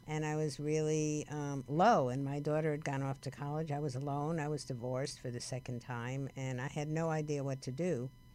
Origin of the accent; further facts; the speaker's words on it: Paterson, New Jersey, United States; accent: New Jersey; moved away as an adult; also born or lived in New York City; now in Los Angeles, United States; I was brought up in Paterson, New Jersey